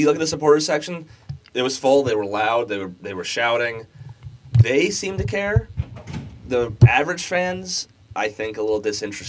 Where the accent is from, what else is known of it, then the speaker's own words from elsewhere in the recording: Philadelphia, Pennsylvania, United States; now in Chicago, United States; my hometown, the Philadelphia